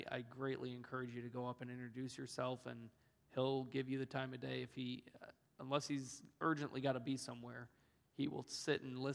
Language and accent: English; Orlando, Florida, United States; born there; I was born in Orlando, Florida, and plus I'm a Florida Gator fan.